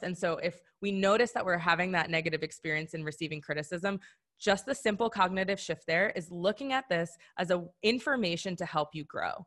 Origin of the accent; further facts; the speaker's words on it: Madison, Wisconsin, United States; I'm from Madison, Wisconsin